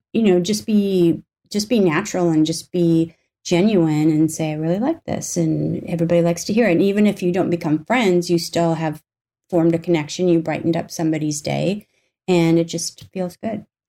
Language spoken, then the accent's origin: English; North Dakota, United States; moved away; I grew up in North Dakota for the most part